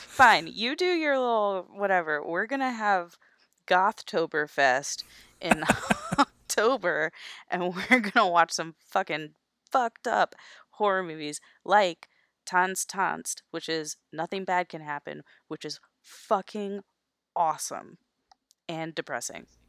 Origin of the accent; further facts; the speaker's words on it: Florida, United States; I grew up in Florida